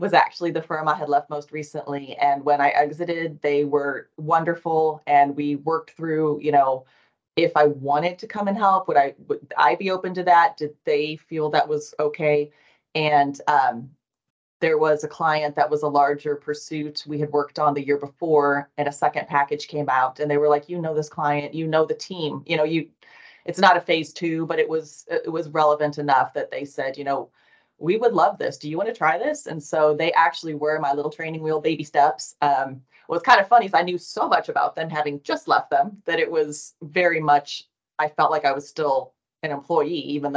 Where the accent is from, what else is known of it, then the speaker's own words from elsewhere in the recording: Nebraska, United States; also born or lived in Chicago area; now in Texas, United States; Yes, I am originally from Nebraska, and I am someone who returns to Nebraska regularly